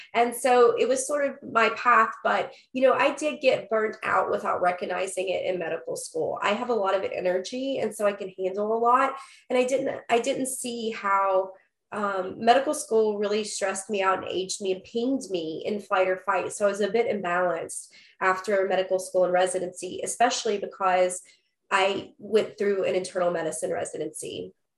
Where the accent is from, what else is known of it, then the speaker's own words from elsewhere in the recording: Huntington, West Virginia, United States; I was born in West Virginia, in, in Huntington, West Virginia, actually a suburb. So I was born down a dirt road